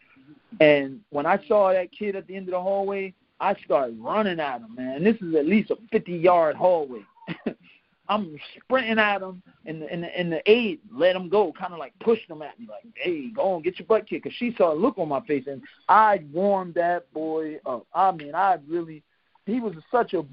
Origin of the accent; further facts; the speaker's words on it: Philadelphia, Pennsylvania, United States; I was born in North Philadelphia, 25th and Lehigh, you know, one of the rougher areas of Philadelphia. And, you know, I grew up over there with my mom and my father together up until about age eight or nine.